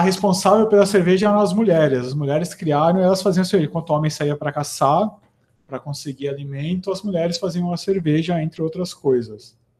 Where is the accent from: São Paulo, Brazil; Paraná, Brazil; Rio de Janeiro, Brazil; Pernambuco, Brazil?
São Paulo, Brazil; Americana; Eu sou de Americana, que é, que é interior